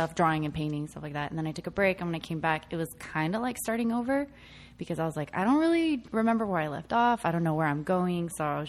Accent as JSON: {"language": "English", "town": "San Jose", "region": "California", "country": "United States", "said": "I'm from San Jose."}